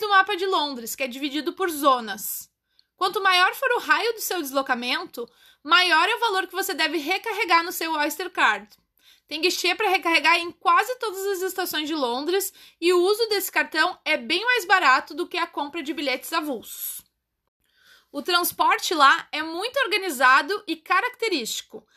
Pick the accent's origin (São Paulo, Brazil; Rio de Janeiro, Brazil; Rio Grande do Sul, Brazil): Rio Grande do Sul, Brazil; Porto Alegre; Eu nasci no Brasil, na cidade de Porto Alegre. E hoje em dia eu sou uma cidadã do mundo